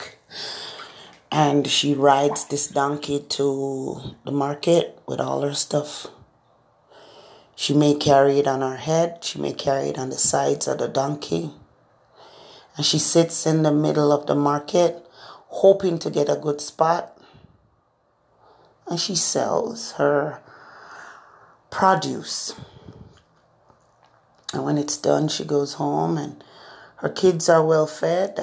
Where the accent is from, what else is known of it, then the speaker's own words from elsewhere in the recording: Jamaica; now in Florida, United States; I grew up in Jamaica